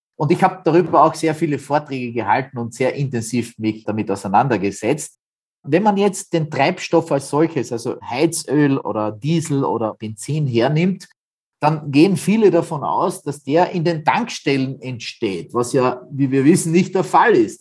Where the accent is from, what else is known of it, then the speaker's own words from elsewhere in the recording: Austria; bei uns in Österreich